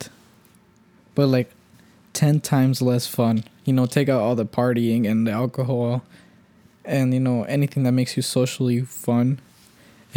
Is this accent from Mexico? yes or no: yes; Mexico; now in Omaha, United States; we're not from here, we're both from Mexico